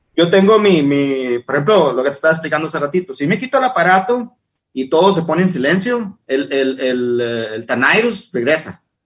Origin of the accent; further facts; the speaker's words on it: Ensenada, Baja California, Mexico; moved away as an adult; now in Seattle, United States; soy el mexicano